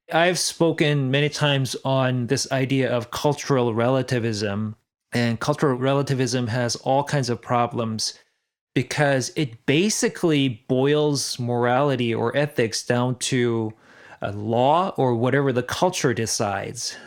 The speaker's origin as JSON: {"language": "English", "country": "South Korea", "said": "I'm from South Korea"}